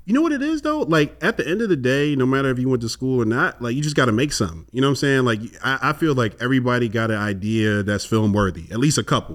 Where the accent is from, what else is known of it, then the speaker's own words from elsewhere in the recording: Chicago, Illinois, United States; I'm, I'm from Chicago as well